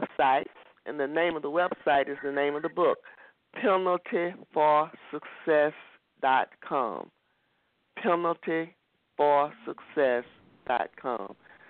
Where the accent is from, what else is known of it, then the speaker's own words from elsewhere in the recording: Montgomery, Alabama, United States; also born or lived in Lowndes County, Alabama; I was born in Lowndes County. We fled to Montgomery 2 years after my father was lynched because we were fearing that my grandfather was going to be lynched. So I've lived in Montgomery ever since.